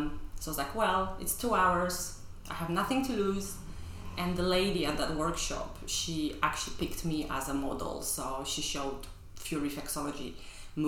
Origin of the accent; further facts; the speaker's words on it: Poland; moved away as an adult; now in London, United Kingdom; I grew up in Poland in the 80s, 90s.